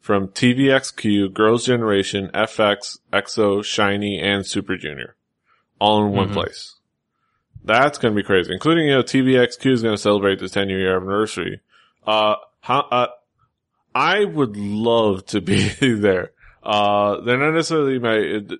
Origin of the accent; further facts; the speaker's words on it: Miami, Florida, United States; born and raised in Miami, Florida